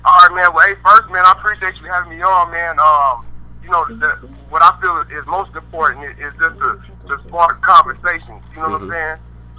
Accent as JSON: {"language": "English", "town": "Colorado Springs", "region": "Colorado", "country": "United States", "tie": "born or raised there", "said": "So I'm out here in Colorado Springs right now. This is my hometown"}